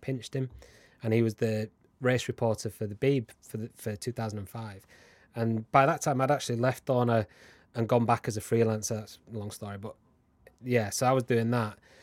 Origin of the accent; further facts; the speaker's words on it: Huddersfield, Yorkshire and the Humber, United Kingdom; I'm from Huddersfield, which is where James Whittam is from